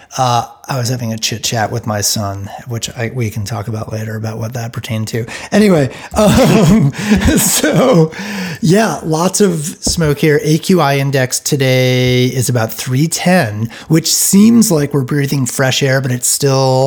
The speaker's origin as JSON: {"language": "English", "region": "East Coast", "country": "United States", "tie": "born or raised there", "moved": "yes", "lives_now": "Bend, United States", "said": "I grew up on the East Coast"}